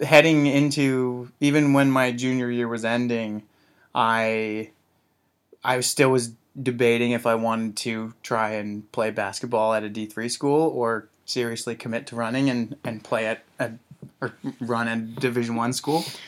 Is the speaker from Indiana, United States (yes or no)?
yes; Zionsville, Indiana, United States; moved away as an adult; I grew up in Indianapolis, Indiana